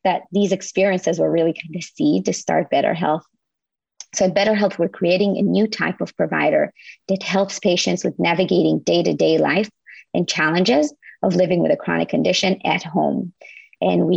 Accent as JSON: {"language": "English", "country": "Israel", "moved": "as an adult", "lives_now": "United States", "said": "I'm from Israel originally."}